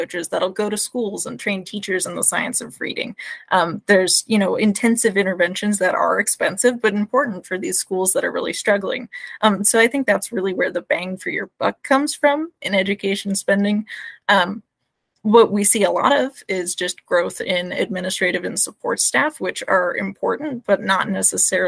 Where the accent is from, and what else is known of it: Alaska, United States